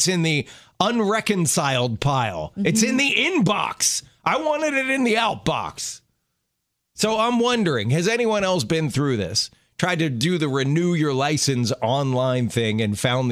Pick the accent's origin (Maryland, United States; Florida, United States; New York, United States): Maryland, United States; Baltimore; When I was a kid growing up in Maryland, in Baltimore